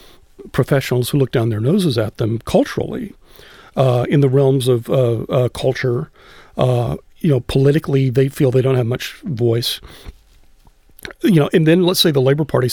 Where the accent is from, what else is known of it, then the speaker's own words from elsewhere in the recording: Austin, Texas, United States; when I was growing up in Austin